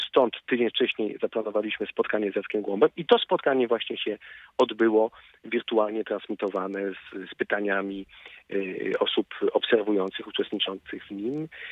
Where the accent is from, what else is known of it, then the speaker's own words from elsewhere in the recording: Wrocław, Lower Silesian Voivodeship, Poland; jako wrocławianin